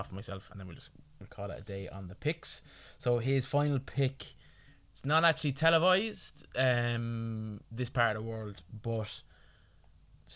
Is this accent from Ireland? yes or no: yes; Ireland; as an Irish sports fan